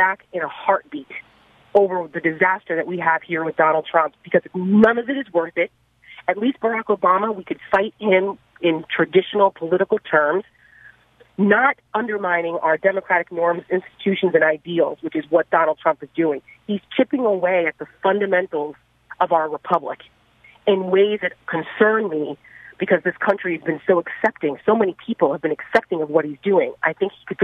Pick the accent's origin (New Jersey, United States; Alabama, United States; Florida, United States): New Jersey, United States; I'm from North Jersey, right outside New York City, and I didn't experience this kind of racial animus growing up as a kid in the tri-state area